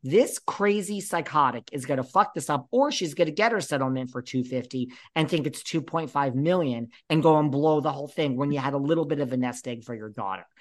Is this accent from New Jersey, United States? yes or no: no; New York, United States; I'm from New York